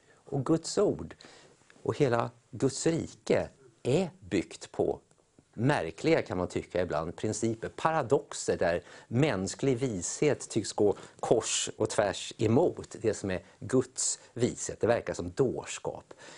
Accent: Sweden; vi som är svenskar

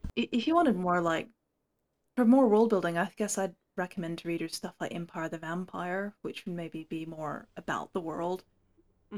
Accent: Hong Kong; also born or lived in United States; now in England, United Kingdom; I was born in the States. I grew up in Hong Kong. I now live in the north of England

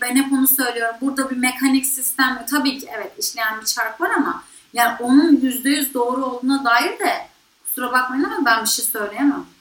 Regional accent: Bodrum, Muğla, Turkey; ben Bodrum'da büyüdüm

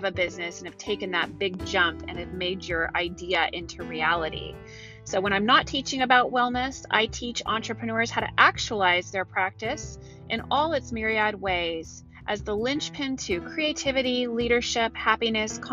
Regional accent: Santa Cruz, California, United States; also born or lived in Marin County, California; I'm in beautiful Santa Cruz, California, which is my hometown

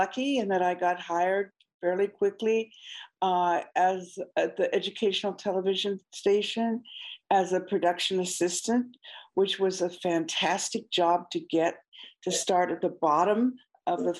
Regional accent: Oregon, United States; moved away as an adult; now in Hawaii, United States; I grew up in Oregon and moved here in 1975.

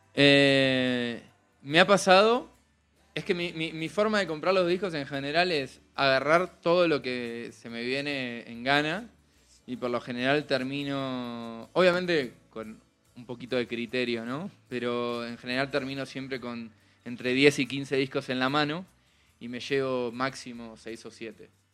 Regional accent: Argentina; accent: sutilmente sureño (Argentine); now in Mexico City, Mexico; una bandita argentina, ya que habrán notado que tengo un acento sutilmente sureño

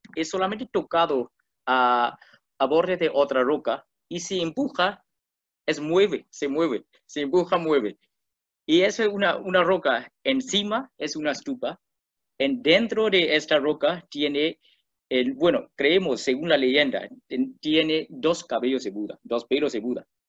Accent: Myanmar; Spanish is a second language; Yo soy birmano

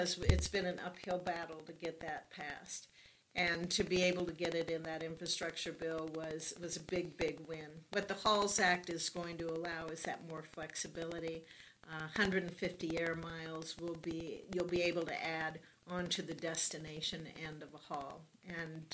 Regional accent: Nebraska, United States; I'm from Nebraska

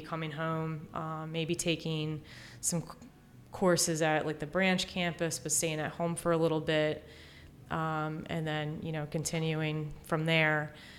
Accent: Exton, Pennsylvania, United States; I'm from the Exton area

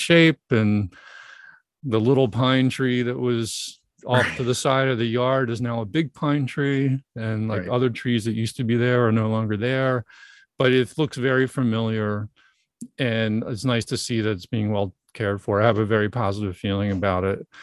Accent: Broomall, Pennsylvania, United States; moved away as an adult; also born or lived in Texas / St. Louis, Missouri; I grew up in Broomall uh, and didn't move until my senior year of college

